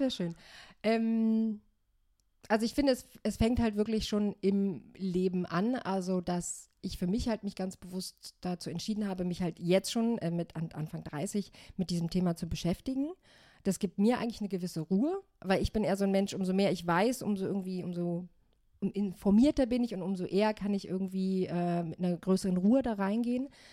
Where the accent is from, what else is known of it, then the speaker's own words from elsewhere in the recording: Germany; Ich bin in Deutschland geboren, bin jetzt 34 Jahre alt